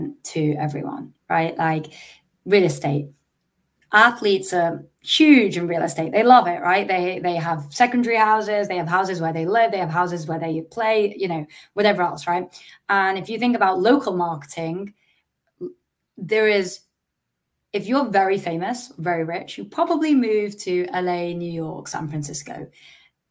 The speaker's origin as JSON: {"language": "English", "region": "England", "country": "United Kingdom", "tie": "born or raised there", "said": "Growing up in England"}